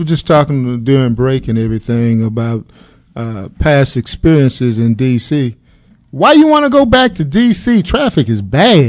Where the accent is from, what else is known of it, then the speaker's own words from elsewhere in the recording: Washington, District of Columbia, United States; I was born in Washington, D.C.